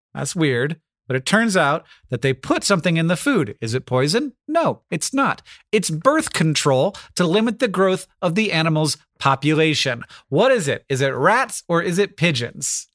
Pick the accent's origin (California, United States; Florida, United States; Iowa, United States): Florida, United States; I grew up in Florida